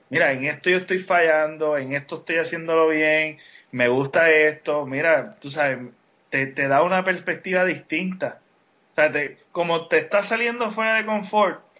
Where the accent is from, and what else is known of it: Utuado, Puerto Rico; moved away